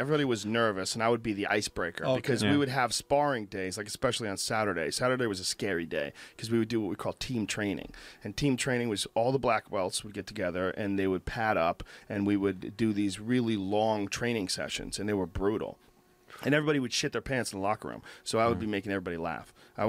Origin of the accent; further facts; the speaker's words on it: Boston, Massachusetts, United States; I grew up in Boston, mostly.